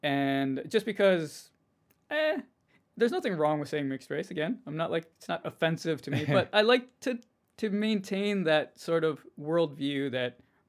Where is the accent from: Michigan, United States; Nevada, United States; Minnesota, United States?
Minnesota, United States; we're currently in Minnesota. We're both from Minnesota.